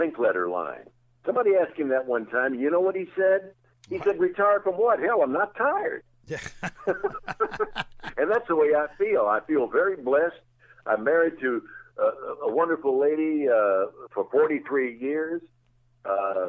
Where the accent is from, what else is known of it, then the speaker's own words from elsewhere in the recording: Jackson, Tennessee, United States; moved away; growing up in Jackson, Tennessee